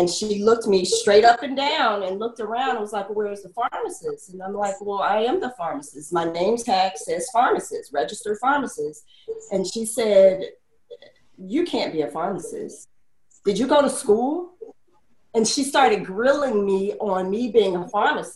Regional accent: Mississippi, United States; We're from Mississippi

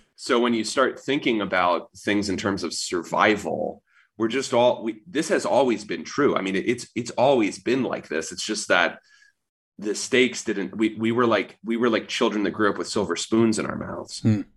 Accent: United States; You live here. I was born here

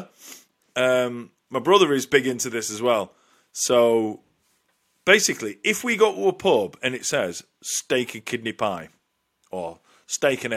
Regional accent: Lancashire, North West England, United Kingdom; as a northerner, we love our pies, and I'm only saying that because I'm from Lancashire

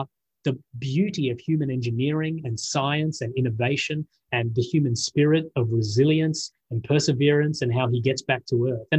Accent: Australia; I'm an Australian.

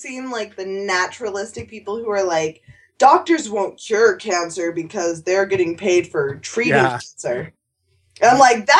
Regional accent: United States; I'm an American.

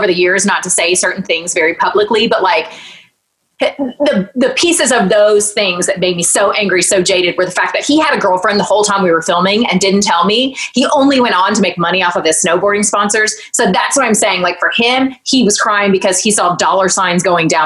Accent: Newnan, Georgia, United States; I sold real estate in my hometown of Newnan, Georgia

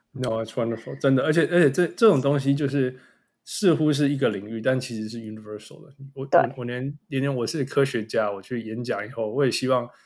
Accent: Canada; 我们加拿大人是，会学法语

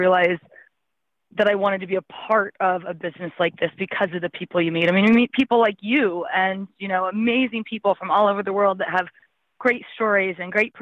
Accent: Alaska, United States; moved away as an adult; also born or lived in Boston / Northern California; now in Montana, United States; I was born and raised in Alaska

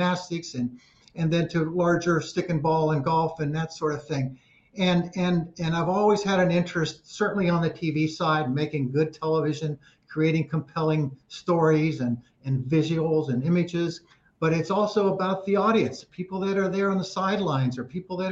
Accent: Ohio, United States; moved away as an adult; also born or lived in California; I was actually born and raised in Ohio, but ended up in California after graduating from college and then moved here in the 80s

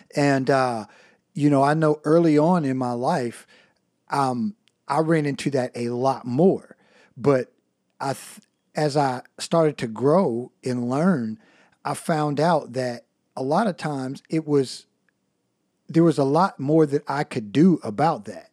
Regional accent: United States

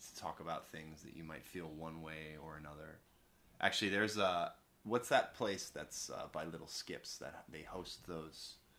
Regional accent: Long Island, New York, United States; I grew up with on Long Island

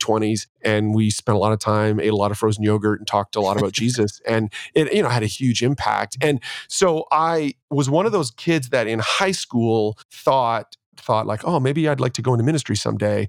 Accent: Ontario, Canada; born and raised in Canada and in Ontario, and my dad was upwardly mobile

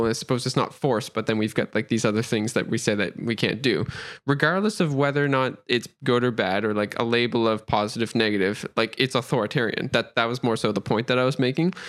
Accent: Nova Scotia, Canada; I'm from Nova Scotia, Canada

